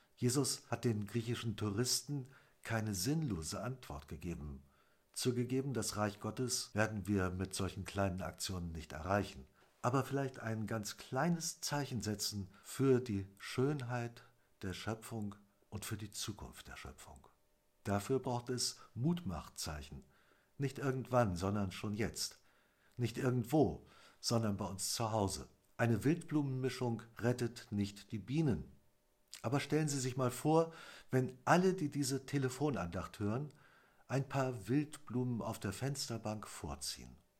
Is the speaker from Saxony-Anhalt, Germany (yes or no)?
no; Wendland, Lower Saxony, Germany; bei uns im Wendland